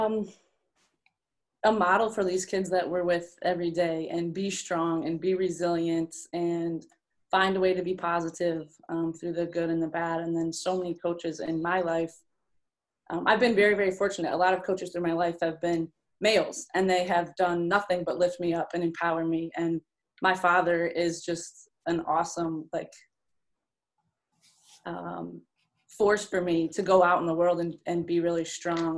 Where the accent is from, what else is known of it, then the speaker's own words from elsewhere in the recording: Rapid City, Michigan, United States; being from a small town, growing up in Rapid City, Michigan, going to Kalkaska High School